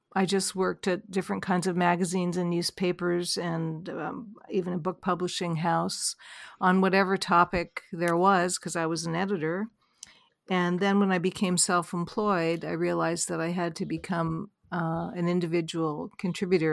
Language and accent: English; Vancouver, British Columbia, Canada; I grew up in Vancouver, Canada